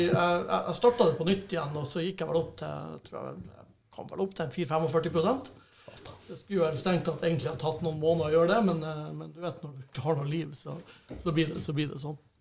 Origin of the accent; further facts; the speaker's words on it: Bodø, Nordland, Norway; vi har to G35-kompisene vi vokste opp med i Bodø